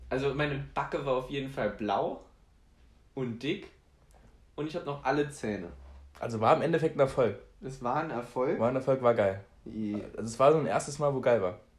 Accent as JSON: {"language": "German", "country": "Poland", "said": "ich bin Pole, deswegen darf ich Polacken sagen, völlig, völlig in Ordnung"}